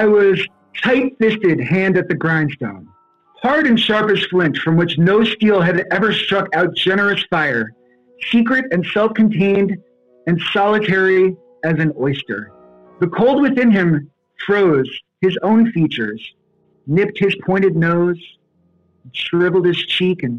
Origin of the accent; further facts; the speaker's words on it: New Jersey, United States; I grew up right outside New York City